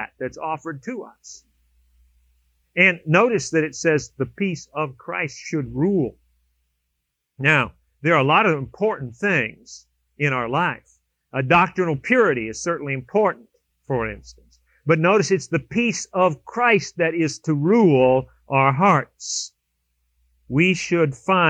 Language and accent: English; California, United States; moved away; I was down in California visiting my sister, and we grew up in California.